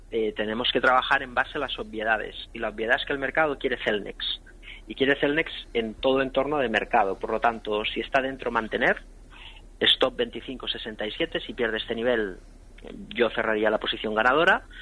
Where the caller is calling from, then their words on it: Logroño, La Rioja, Spain; hola buenas … de Logroño